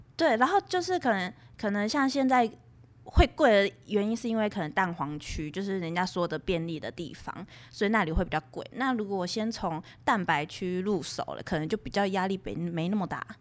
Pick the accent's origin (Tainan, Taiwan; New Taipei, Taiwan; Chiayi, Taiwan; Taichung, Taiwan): New Taipei, Taiwan; Xizhi; 因为戏子我小时候就在那里了，那时候是会淹水的耶